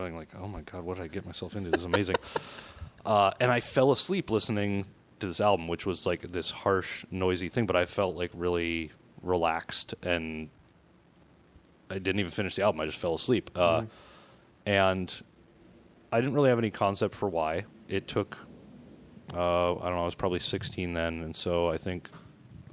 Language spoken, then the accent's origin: English; South Dakota, United States; moved away as an adult; also born or lived in New York / Portland; growing up in South Dakota